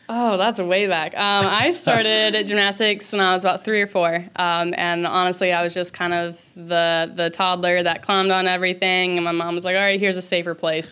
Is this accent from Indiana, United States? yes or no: no; Minnesota, United States; I'm from Minnesota. My family is from here